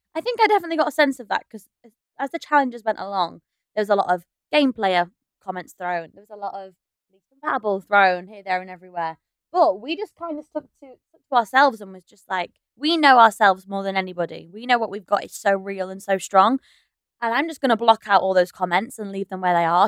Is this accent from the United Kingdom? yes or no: yes; the north of England, United Kingdom; We're both from up north